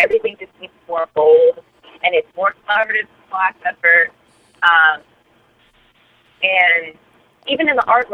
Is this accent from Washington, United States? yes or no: no; Southern California, United States; moved away; also born or lived in Northwest; I grew up in Southern California